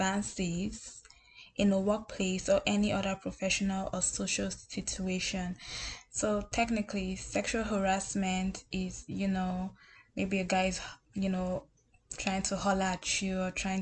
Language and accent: English; Nigeria; Nigeria, my home country